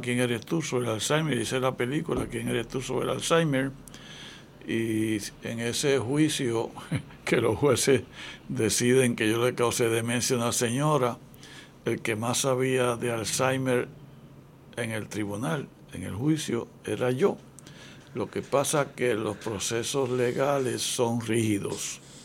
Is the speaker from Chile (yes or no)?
no; Ponce, Puerto Rico; yo nací en una bajeada en Ponce, bajeada Clausel, una familia pobrecita